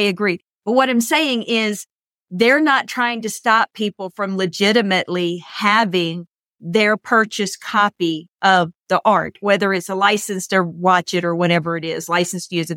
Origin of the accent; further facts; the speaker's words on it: United States; I'm an American